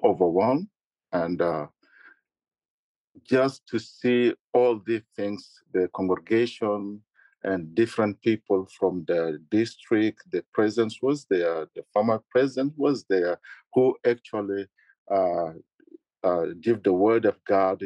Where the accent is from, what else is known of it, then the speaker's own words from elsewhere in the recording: South Sudan; now in Michigan, United States; Growing up in South Sudan